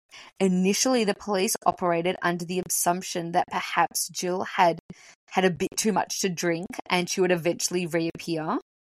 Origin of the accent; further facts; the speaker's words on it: Melbourne, Victoria, Australia; we're from Melbourne.